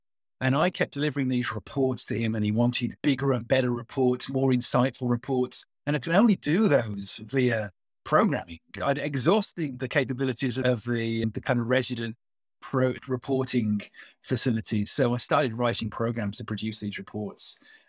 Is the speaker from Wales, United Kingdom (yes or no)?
no; Birmingham, West Midlands, United Kingdom; accent: Brummie; Yeah, I grew up in the English Midlands in Birmingham. And you'll probably get a little bit of a Brummy twang every now and again.